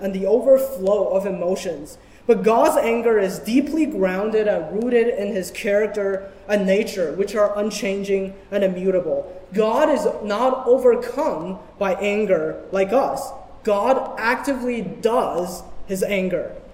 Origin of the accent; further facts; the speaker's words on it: China; moved away; Growing up in China